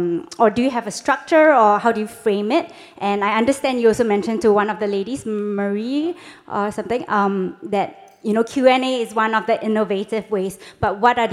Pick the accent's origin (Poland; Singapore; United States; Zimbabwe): Singapore; my home country, Singapore.